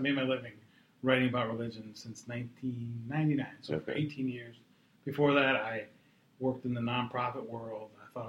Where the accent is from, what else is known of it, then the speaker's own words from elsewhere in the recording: New England, Massachusetts, United States; moved away; New England? I'm from there, yeah. No, I grew up about 20 minutes from the stadium, and there were Patriots players who lived in my hometown.